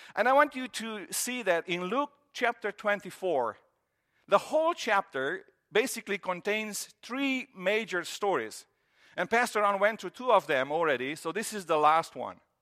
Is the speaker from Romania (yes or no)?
yes; Romania; moved away as an adult; I grew up in Romania, and in Romania, we grew up with this idea, and that's how I was through middle school and, you know, elementary and high school.